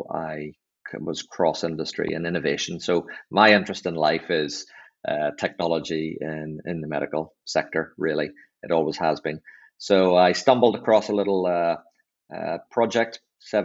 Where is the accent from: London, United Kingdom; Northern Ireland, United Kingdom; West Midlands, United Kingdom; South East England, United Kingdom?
Northern Ireland, United Kingdom; accent: Northern Irish; moved away; I was back home. You can hear by my accent from Northern Ireland